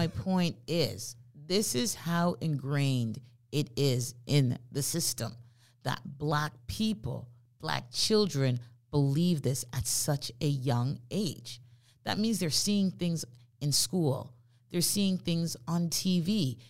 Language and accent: English; Jamaica; moved away; the friends that I've had the longest since I immigrated here from Jamaica, she's white.